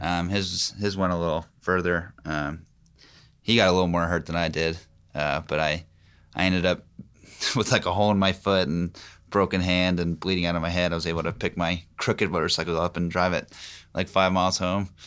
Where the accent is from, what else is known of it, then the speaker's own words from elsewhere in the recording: Pennsylvania, United States; now in Knoxville, United States; I'm from Pennsylvania.